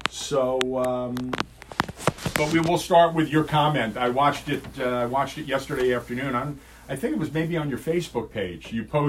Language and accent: English; New York City, New York, United States; I grew up in Manhattan in the 60s and 70s.